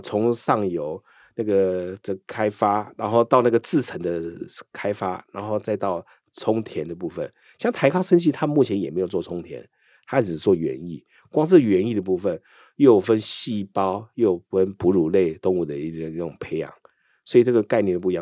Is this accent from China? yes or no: no; Taiwan; 我们台湾人在美国